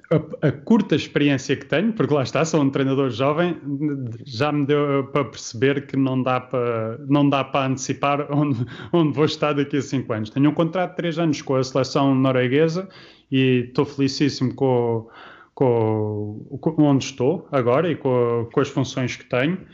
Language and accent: Portuguese; Portugal; Lógico, sou português e, uh, e, um dia, a seu tempo, se realmente projeto, um projeto interessante uh, se tornar uma possibilidade, uh, sim